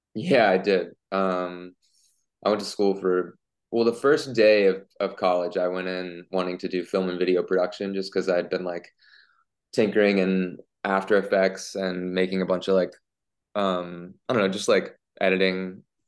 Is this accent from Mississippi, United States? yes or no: no; Memphis, Tennessee, United States; growing up in Memphis